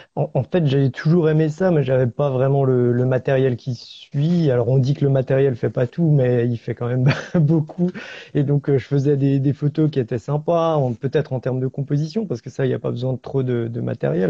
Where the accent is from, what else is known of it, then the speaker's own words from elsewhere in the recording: Alsace, Grand Est, France; je suis alsacien, euh, j'habite au pied des Vosges